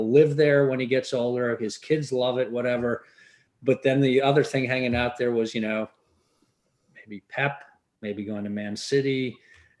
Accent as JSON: {"language": "English", "region": "England", "country": "United Kingdom", "tie": "born or raised there", "moved": "yes", "lives_now": "United States", "said": "I grew up in England in the 70s."}